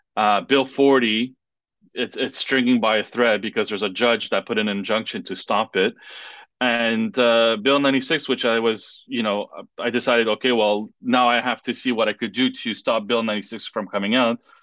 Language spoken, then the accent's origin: English; Quebec, Canada; first language French; English is a second language; my parents uh, immigrated from Israel uh, with my two sisters to here in uh, '76, um, I was born in '81, and uh, because of the uh, Law 101 was already implemented, I had to go to uh, to French school